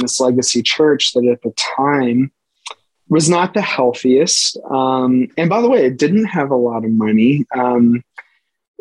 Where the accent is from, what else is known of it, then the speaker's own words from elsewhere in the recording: Western Pennsylvania, United States; I'm born and bred in Western PA. My family worked in the steel mill in Aliquippa. I mean, so I'm a Western Pennsylvanian